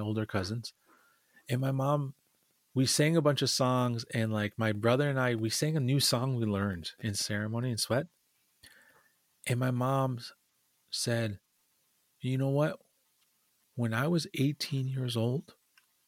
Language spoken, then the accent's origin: English; Lower Sioux, Minnesota, United States; I'm from Lower Sioux, a little tiny community in southern Minnesota.